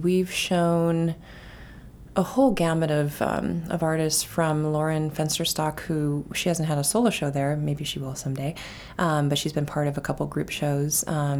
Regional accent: South Dakota, United States; now in Biddeford, United States; I grew up in a town that had a great downtown, and we spent a lot of time there. Our monolithic, you know, pieces of architecture were grain silos.

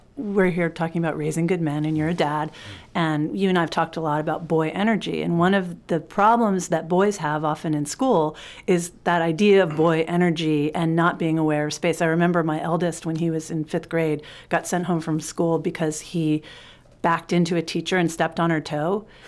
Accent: New York City, New York, United States; I grew up in New York City in the seventies and the eighties

